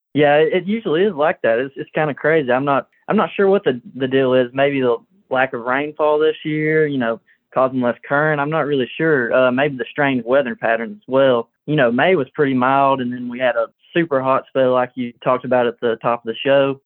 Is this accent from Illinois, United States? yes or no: no; Gadsden, Alabama, United States; I'm from Gadsden